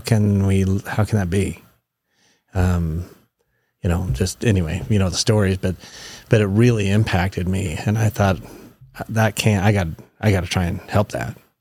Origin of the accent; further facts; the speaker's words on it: Meridian, Idaho, United States; I was raised up in the Boise Valley, so, uh, out in, uh, Meridian